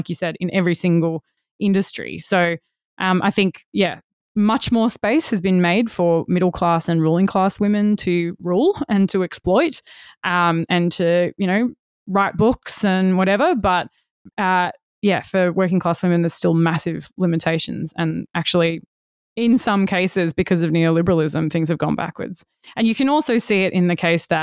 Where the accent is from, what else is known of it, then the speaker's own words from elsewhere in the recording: Western Australia, Australia; I'm from Western Australia